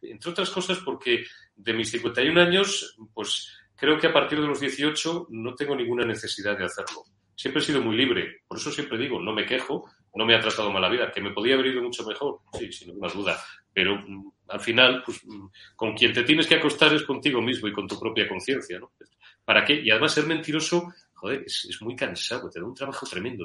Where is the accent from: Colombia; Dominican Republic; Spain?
Spain; Madrid, Community of Madrid; also born or lived in Zamora; nací en Madrid el 14 de mayo de 1970.